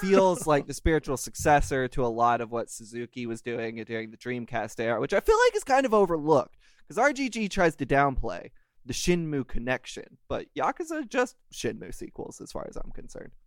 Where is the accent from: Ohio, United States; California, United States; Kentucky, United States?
Kentucky, United States; Louisville; my hometown, Louisville